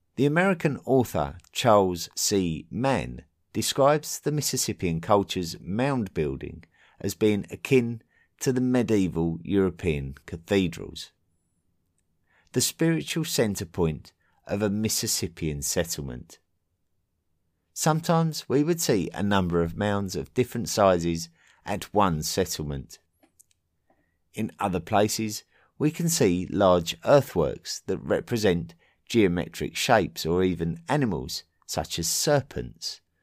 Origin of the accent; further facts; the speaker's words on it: England, United Kingdom; in my home country of England